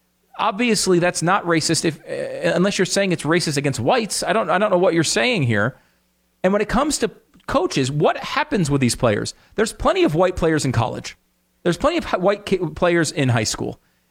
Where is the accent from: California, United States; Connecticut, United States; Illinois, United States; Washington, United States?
Connecticut, United States; Dan and I grew up together in Connecticut, and we spent about 80% of our time playing sports in the backyard.